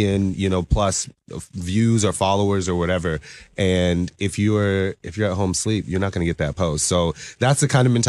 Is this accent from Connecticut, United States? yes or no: no; Savannah, Georgia, United States; now in Seattle, United States; I'm originally from Savannah, Georgia, but I've lived here in Seattle for the past like 15 years